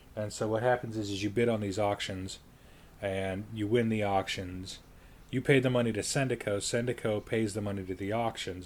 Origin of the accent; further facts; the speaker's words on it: Colorado Springs, Colorado, United States; my hometown in Colorado Springs